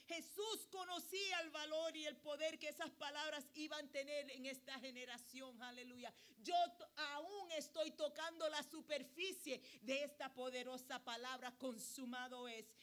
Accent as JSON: {"language": "Spanish", "country": "Puerto Rico", "said": "yo soy puertorriqueña"}